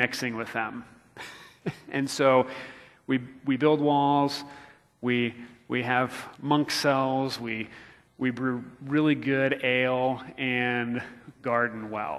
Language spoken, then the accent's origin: English; Florida, United States; now in Missouri, United States; growing up in Florida